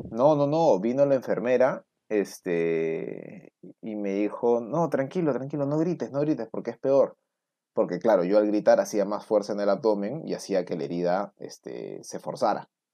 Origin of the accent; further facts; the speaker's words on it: Lima, Peru; ni siquiera he salido de Lima, pues, en paseo. Ni en, viaje de promo salí de Lima